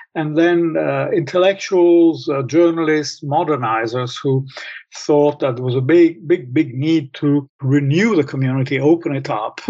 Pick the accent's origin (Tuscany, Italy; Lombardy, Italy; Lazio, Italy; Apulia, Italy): Lazio, Italy; Rome; I grew up in Rome, Italy, in the 50s